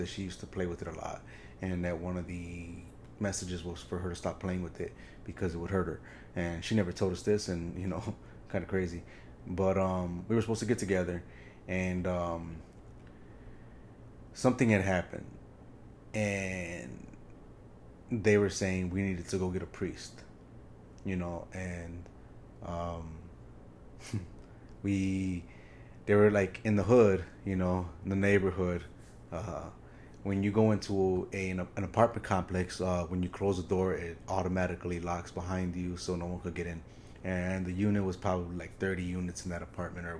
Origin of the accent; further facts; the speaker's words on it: Chicago, Illinois, United States; I grew up in Chicago